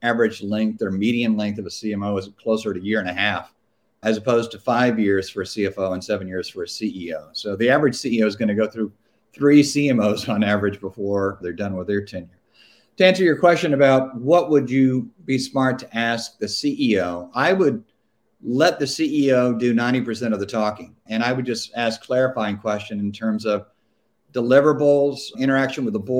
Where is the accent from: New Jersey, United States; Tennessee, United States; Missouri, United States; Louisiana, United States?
Louisiana, United States; moved away; I'm originally from Louisiana